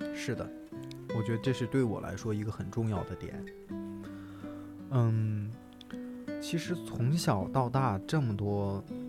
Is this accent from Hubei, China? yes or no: no; Shandong, China; moved away as an adult; also born or lived in Hangzhou; 我作为一个，呃，山东人也好